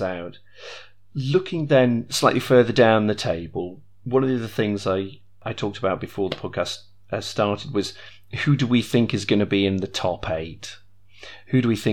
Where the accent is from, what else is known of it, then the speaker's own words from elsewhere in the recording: the Northwest, North West England, United Kingdom; I grew up in the Northwest